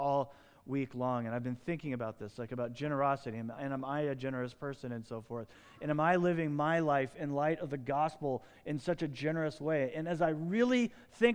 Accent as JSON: {"language": "English", "country": "United States", "tie": "born or raised there", "said": "I was born in the United States"}